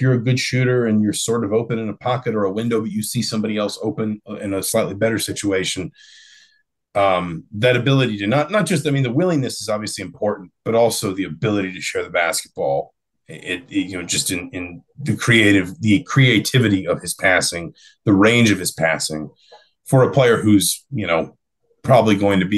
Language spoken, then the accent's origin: English; Atlanta, Georgia, United States; growing up in Atlanta